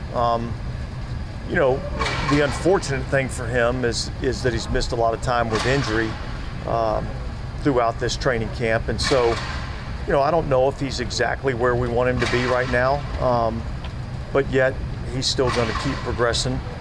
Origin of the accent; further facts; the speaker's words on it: United States; I grew up outside of the Washington area